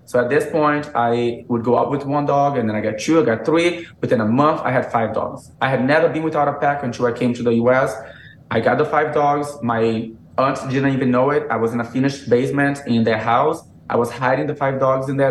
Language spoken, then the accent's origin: English; Brazil; English is a second language; moved away as an adult; also born or lived in Massachusetts / South Carolina; now in United States; I was born in, in Massachusetts. You know, I grew up in Brazil